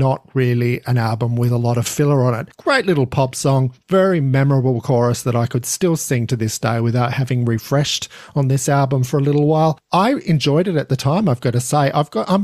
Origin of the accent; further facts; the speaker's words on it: Australia; being an Australian, I've got my allegiances there